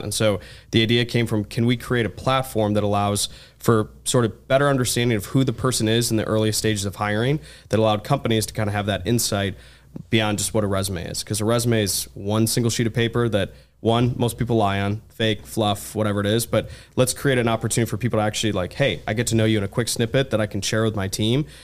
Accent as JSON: {"language": "English", "town": "Ann Arbor", "region": "Michigan", "country": "United States", "said": "I'm originally from Ann Arbor, Michigan"}